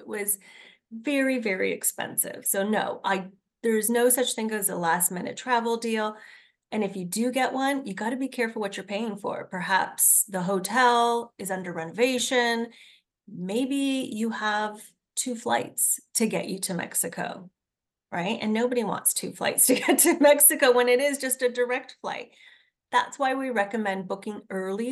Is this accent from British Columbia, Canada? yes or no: no; Hamilton, Ontario, Canada; I am from Hamilton